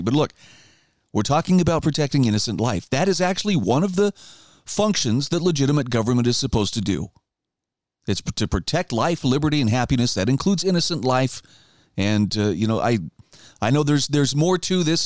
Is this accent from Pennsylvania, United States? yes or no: no; Idaho, United States; my home state of Idaho